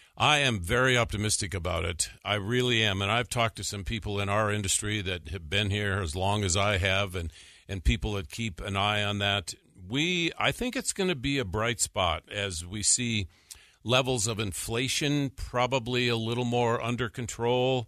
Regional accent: North Dakota, United States; moved away; when I was growing up in North Dakota

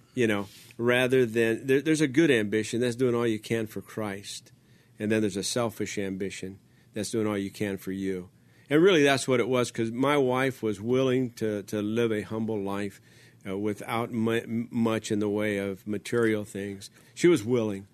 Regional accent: Los Angeles, California, United States; also born or lived in Baldwin Park, California; I was born in East Los Angeles

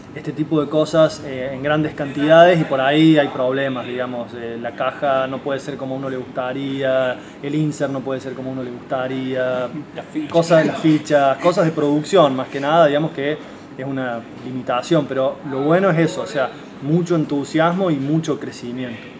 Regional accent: Villa María, Córdoba, Argentina; somos todos de Villa María

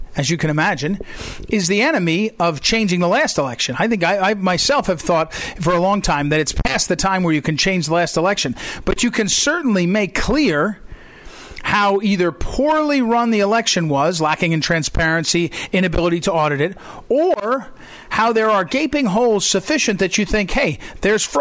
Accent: Missouri, United States; my home state of Missouri has only about 6 million people total

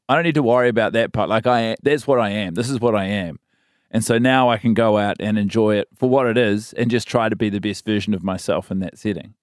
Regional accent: Christchurch, Canterbury, New Zealand; moved away as an adult; also born or lived in Wellington / Sydney; And then I spend my entire schooling years in Christchurch, so from sort of four to eighteen

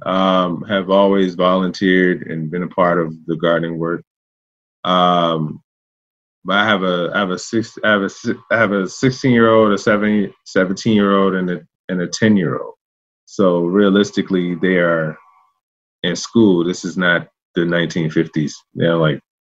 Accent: Richmond, Virginia, United States; I'm a native Richmonder. I was born in Southside

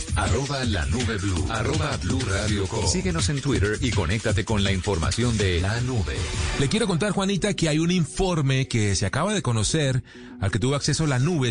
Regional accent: Colombia; hace parte del orgullo que tenemos como colombianos

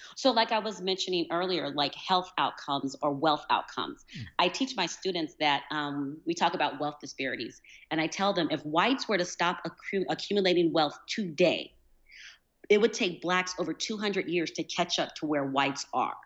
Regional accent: United States; accent: American; people know that I'm American

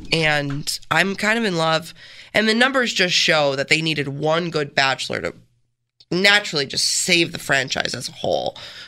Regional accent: Canandaigua, New York, United States; growing up in Canandaigua, it's just such a, there's not a lot of diversity.

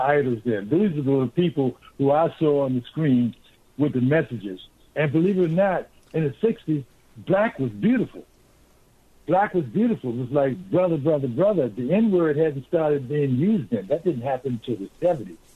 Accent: Washington, District of Columbia, United States; I'm a native Washingtonian, born in 1950. So I grew up during the uh, during the uh, civil rights movement

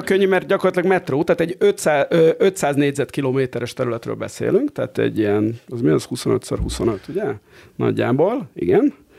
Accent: Barcelona, Catalonia, Spain; now in Hungary; ahol én éltem gyerekként Spanyolországban.

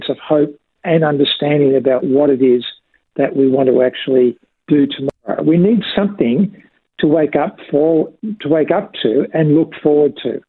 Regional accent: Australia; we as an Australian community

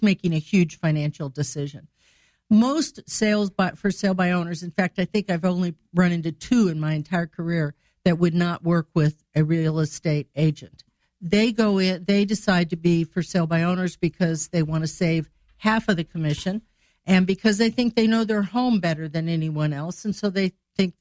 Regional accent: Greenville, Illinois, United States; moved away as an adult; also born or lived in Chicago, Illinois / Decatur, Illinois; now in Springfield, United States; I'm from Greenville, Illinois

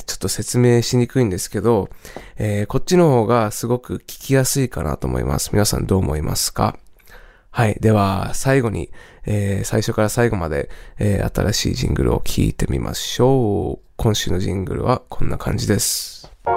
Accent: California, United States; moved away; 僕もともとカリフォルニア出身なんですが

